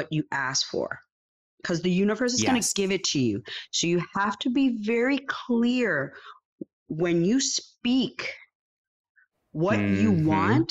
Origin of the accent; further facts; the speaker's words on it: New York City, New York, United States; also born or lived in Puerto Rico; I was born in New York. I lived here until the age of about 12, going on 13